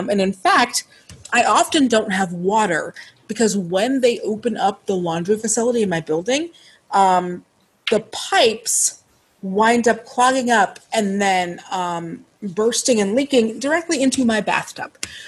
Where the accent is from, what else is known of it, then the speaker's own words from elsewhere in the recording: Seattle, Washington, United States; I'm from Seattle, in Washington